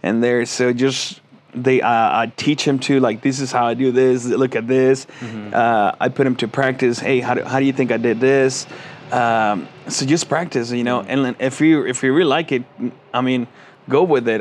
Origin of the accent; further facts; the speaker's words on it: Veracruz, Mexico; moved away; I go to, uh, to my hometown in Mexico, uh, in Veracruz